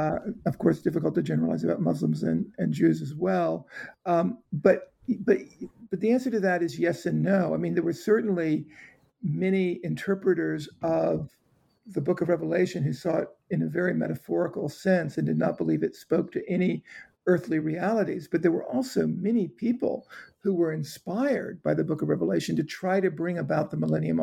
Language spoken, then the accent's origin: English; Georgia, United States; I grew up in South Georgia. I even remember seeing wave after wave of American fighter jets flying south into Florida during the Cuban Missile Crisis, right over the island I grew up on.